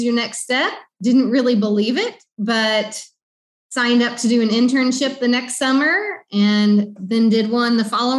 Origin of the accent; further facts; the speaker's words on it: Southern Illinois, United States; moved away as an adult; now in Honduras; I am from Southern Illinois